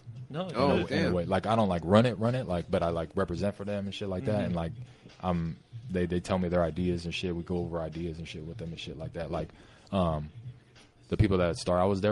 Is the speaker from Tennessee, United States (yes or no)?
no; California, United States; we're from California